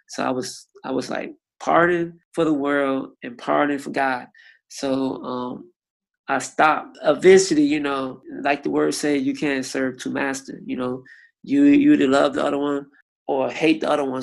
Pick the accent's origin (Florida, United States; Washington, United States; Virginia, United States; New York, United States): Florida, United States; Miami; I'm from Miami, Florida, and I'm 33 years old